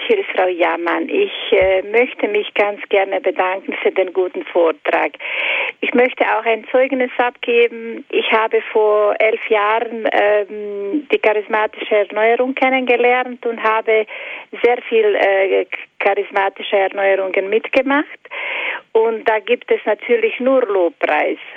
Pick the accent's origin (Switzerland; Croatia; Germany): Croatia; moved away; Psalm 91 lese ich fast jahrelang jahrelang auf Kroatisch und auf Deutsch, weil ich bin eine Kroatin